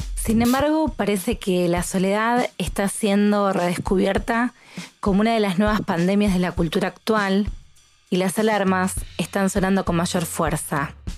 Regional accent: Rosario, Santa Fe, Argentina; soy argentina

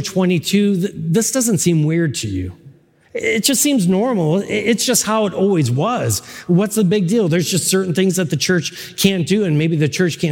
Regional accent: Buffalo, New York, United States; moved away; I'm originally from Buffalo.

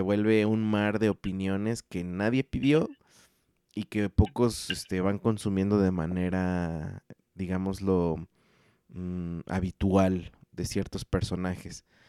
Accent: Mexico; como mexicano

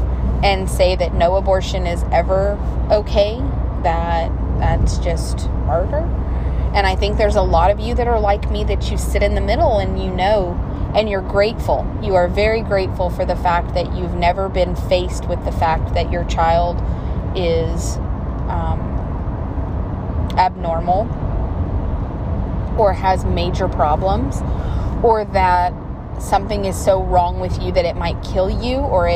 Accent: the South, United States; I'm from the South

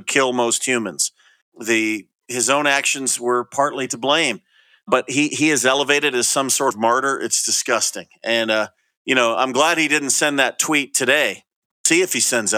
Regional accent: Sacramento, California, United States; my home state of Sacramento

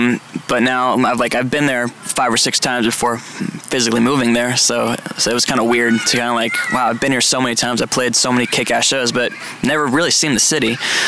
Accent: Poway, California, United States; growing up in Southern California

